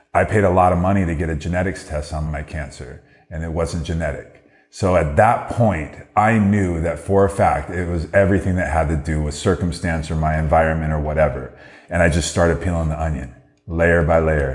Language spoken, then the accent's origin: English; Downey, California, United States; Downey is my hometown